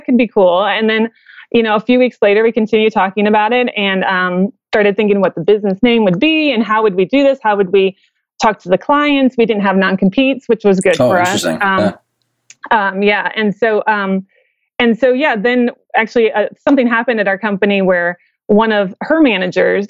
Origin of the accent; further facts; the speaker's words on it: Midwest, United States; I'm from the Midwest